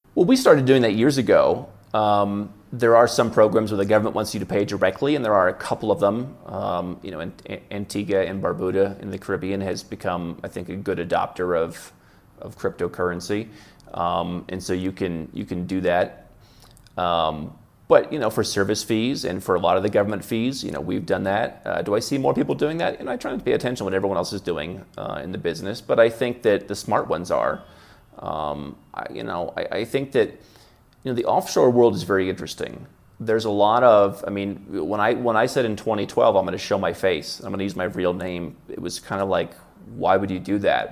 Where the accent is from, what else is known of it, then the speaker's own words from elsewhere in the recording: Midwest, United States; moved away; I grew up in the Midwest in a very Protestant family.